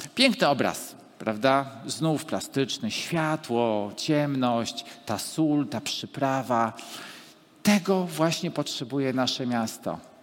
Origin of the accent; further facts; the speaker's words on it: Gdańsk, Pomeranian Voivodeship, Poland; urodziłem się w tym mieście i w tym czasie